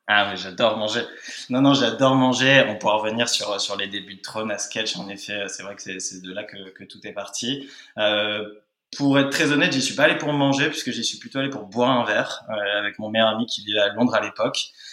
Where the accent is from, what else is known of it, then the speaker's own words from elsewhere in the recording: Nice, Provence-Alpes-Côte d'Azur, France; now in Paris, France; j'ai passé toute mon enfance à Nice